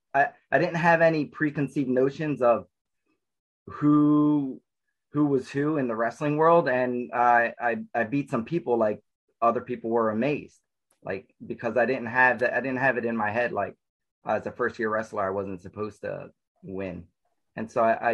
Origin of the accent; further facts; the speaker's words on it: New Jersey, United States; also born or lived in Newark, New Jersey; I was born and raised in New Jersey. I was born in Newark in the city. And then about 3 years old, my parents moved to South Jersey. So I grew up with a lot of woods and lakes around me